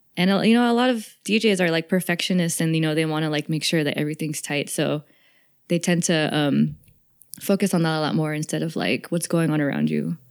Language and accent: English; the Bay Area, California, United States; growing up in the Bay